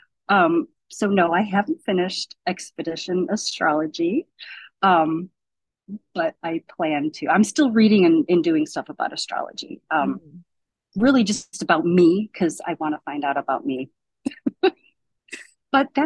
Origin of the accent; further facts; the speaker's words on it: Davenport, Iowa, United States; I was born in Davenport, Iowa